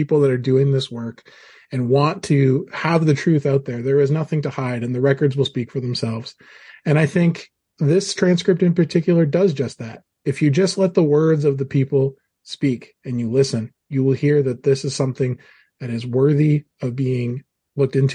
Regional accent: Maine, United States; I grew up in Maine. I love living in Maine. I'm proud to be from Maine

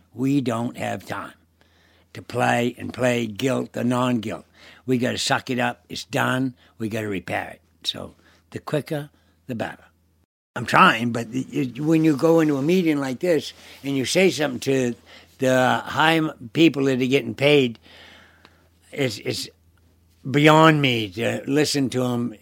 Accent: Deer Isle, Maine, United States; I'm from Deer Isle, born and brought up in Deer Isle

